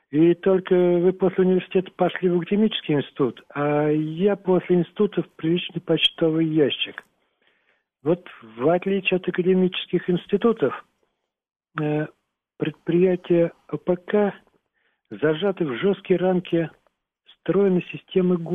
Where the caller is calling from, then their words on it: Krasnoyarsk, Krasnoyarsk Krai, Russia; я из Красноярска.